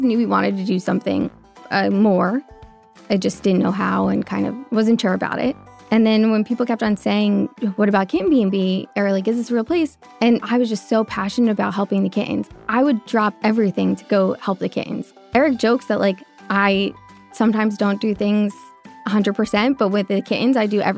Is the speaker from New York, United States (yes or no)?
yes; Long Island, New York, United States; moved away as an adult; now in Hoboken, United States; I'm from Long Island